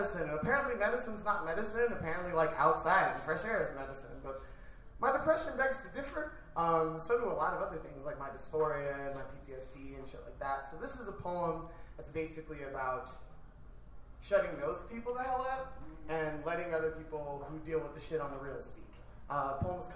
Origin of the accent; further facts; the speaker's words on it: Cleveland, Ohio, United States; now in Chicago, United States; I'm originally from Cleveland, Ohio.